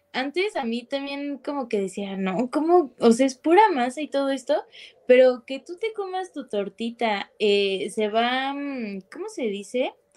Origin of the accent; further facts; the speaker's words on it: Mexico City, Mexico; yo no soy de Monterrey, yo soy de acá, de la Ciudad de México